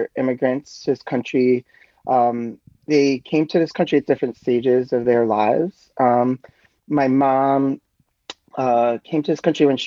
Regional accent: New York City, New York, United States; moved away as an adult; now in Boulder, United States; I live in Boulder, Colorado. I grew up in New York City, New York.

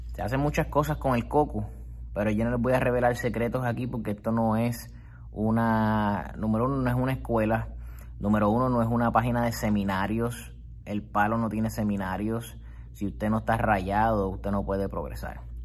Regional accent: Puerto Rico; comienzo a trabajar en la, la, rama del gobierno del Estado Libre Asociado de Puerto Rico

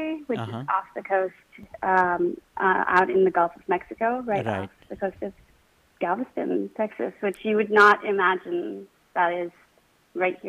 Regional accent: Mumbai, Maharashtra, India; moved away as an adult; now in Houston, United States; I was originally born and raised in Mumbai, and I moved to Houston in 2012

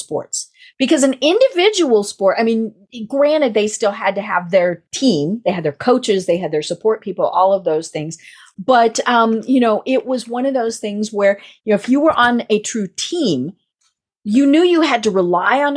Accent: Colorado, United States; I am from Colorado

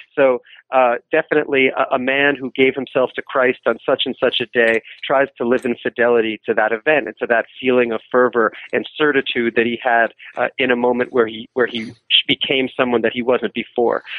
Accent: New York City, New York, United States; I'm from New York City

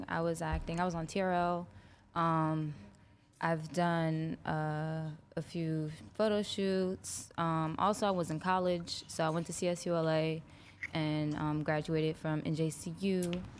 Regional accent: Jersey City, New Jersey, United States; Yeah, I'm from Jersey. Jersey yeah. City.

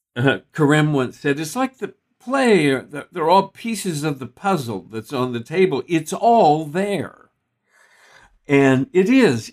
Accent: Texas, United States; I grew up in Texas

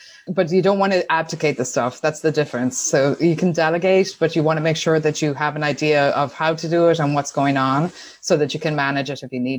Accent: Tuam, Connacht, Ireland; accent: Irish; moved away as an adult; now in United States; I grew up in Ireland in a small town called Tuam in County Galway.

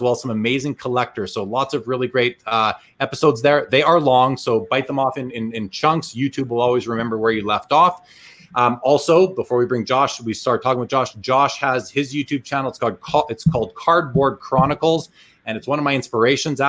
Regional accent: Canada; I'm also Canadian.

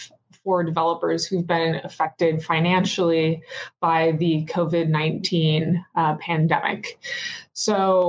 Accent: Seattle, Washington, United States; now in Baltimore, United States; Currently, I live in Baltimore, Maryland, though I'm from Seattle, Washington

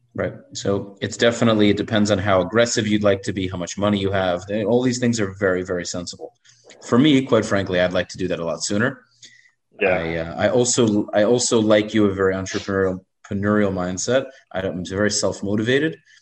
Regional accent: New York City, New York, United States; moved away; I grew up in Brooklyn most of my life

